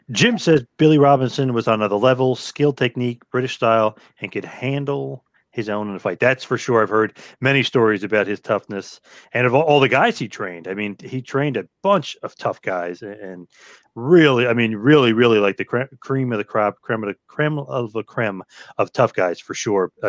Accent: Australia; I'm from Australia.

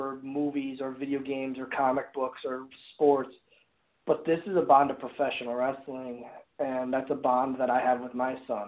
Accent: Oshkosh, Wisconsin, United States; I got to be in my hometown

